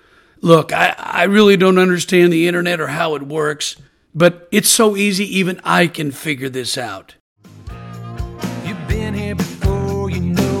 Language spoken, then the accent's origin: English; Portland, Oregon, United States; I'm originally from Portland, Oregon, and I'm a proud University of Oregon Duck. And I love being from the Pacific Northwest.